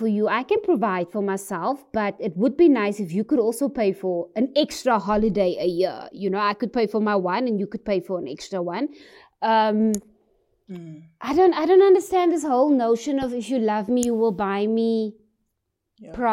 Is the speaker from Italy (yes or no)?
no; South Africa; being a South African woman